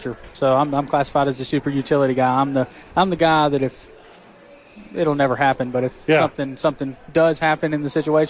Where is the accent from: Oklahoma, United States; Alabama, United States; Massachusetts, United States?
Alabama, United States; Pelham; moved away; Right outside of Birmingham, Pelham.